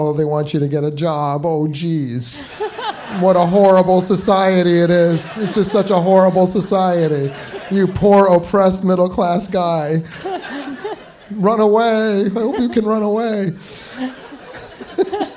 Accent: New York, United States; I'm from New York

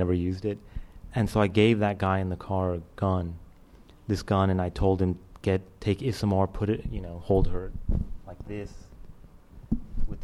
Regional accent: Winston-Salem, North Carolina, United States; my hometown of Winston-Salem, North Carolina

